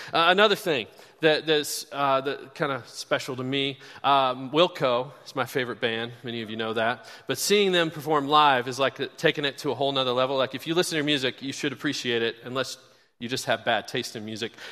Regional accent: Kansas City, United States; now in Bloomington, United States; my Kansas City Chiefs, my hometown where I grew up

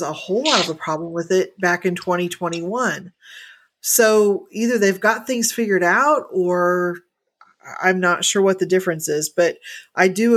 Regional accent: Indiana, United States; moved away; when I grew up in Indiana

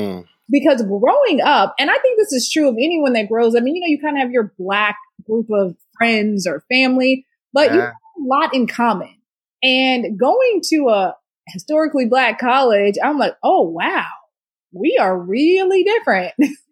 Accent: Houston, Texas, United States; Oh, great food. Extreme heat. And just a lot of love, a lot of love. My family, so my immediate family, we were in Houston.

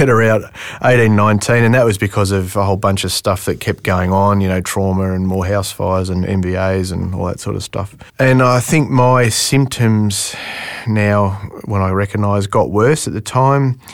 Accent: Melbourne, Victoria, Australia; moved away as an adult; I'm from Melbourne originally.

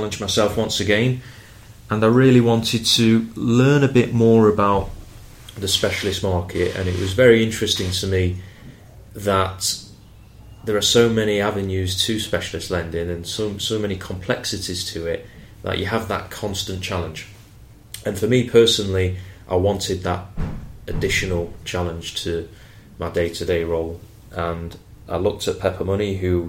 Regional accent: Manchester, North West England, United Kingdom; moved away as an adult; now in London, United Kingdom; I started my career as a cashier in a Halifax bank in my hometown in Manchester

